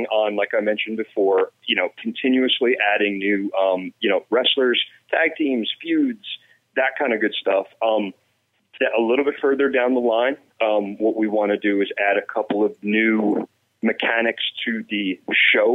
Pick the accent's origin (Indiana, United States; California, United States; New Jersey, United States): New Jersey, United States; I'm born and raised in New Jersey